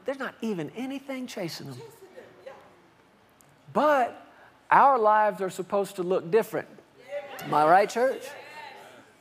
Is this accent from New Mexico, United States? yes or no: no; Fort Worth, Texas, United States; I grew up in Fort Worth, Texas